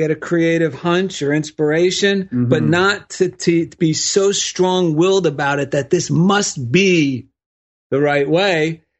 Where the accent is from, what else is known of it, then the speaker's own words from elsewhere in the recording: New Jersey, United States; now in Culver City, United States; I'm from New Jersey.